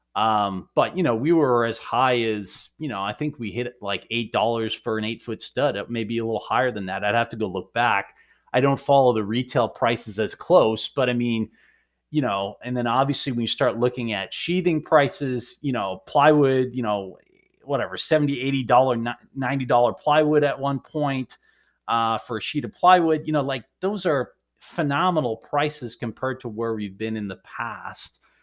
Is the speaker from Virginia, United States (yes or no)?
no; Maine, United States; now in Boston, United States; I'm originally a Mainer